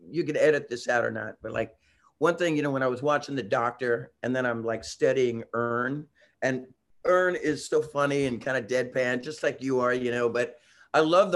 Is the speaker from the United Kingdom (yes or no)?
no; San Francisco, California, United States; I grew up in San Francisco